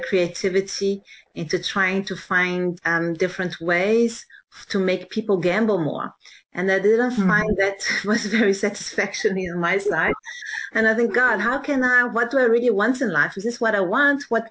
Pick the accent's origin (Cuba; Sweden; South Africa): South Africa; Johannesburg, Gauteng; moved away as an adult; So I grew up in South Africa, in Johannesburg